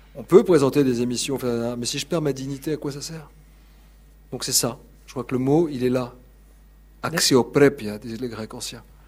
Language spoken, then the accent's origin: French; Paris, Île-de-France, France; je venais de Paris